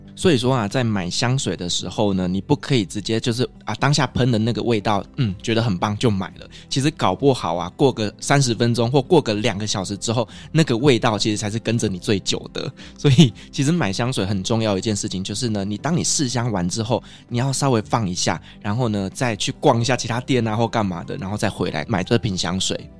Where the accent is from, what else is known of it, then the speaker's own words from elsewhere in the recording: Taiwan; 那我们台湾人会比较喜欢什么呢？